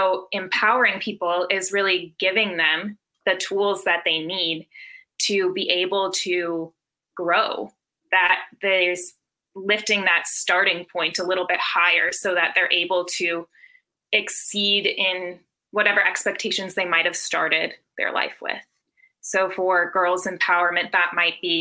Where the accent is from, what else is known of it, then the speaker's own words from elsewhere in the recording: Minnesota, United States; I'm also from Minnesota